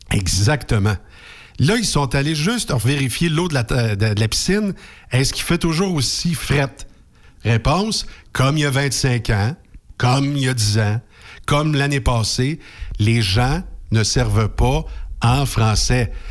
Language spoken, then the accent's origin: French; Quebec, Canada; first language French; je suis un francophone né au Québec, en Amérique du Nord.